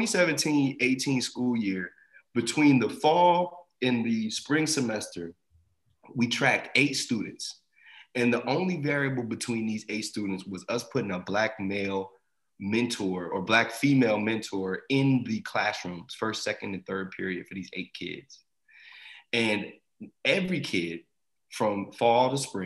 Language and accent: English; Asbury Park, New Jersey, United States; I grew up in Jersey, you know, I grew up in a pretty black area in Jersey too, and, you know, the Jersey Shore, Asbury Park